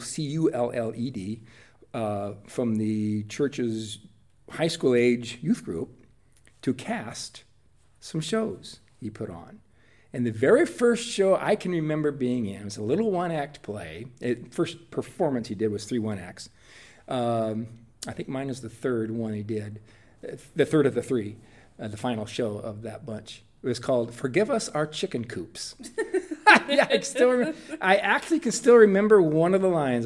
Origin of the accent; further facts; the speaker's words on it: Whitley County, Indiana, United States; I was born and raised in rural Whitley County, Indiana, in Washington Township.